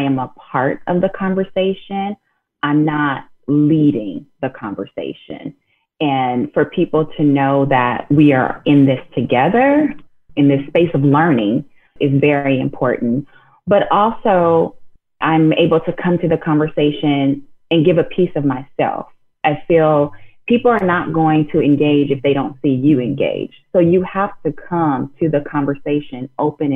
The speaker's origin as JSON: {"language": "English", "town": "Inglewood", "region": "California", "country": "United States", "tie": "born or raised there", "said": "growing up in Inglewood, California"}